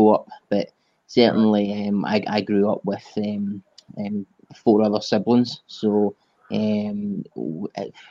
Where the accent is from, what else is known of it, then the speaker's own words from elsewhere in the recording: Paisley, Scotland, United Kingdom; also born or lived in Renfrew; I was born in Paisley, which is just the neighboring town to Glasgow.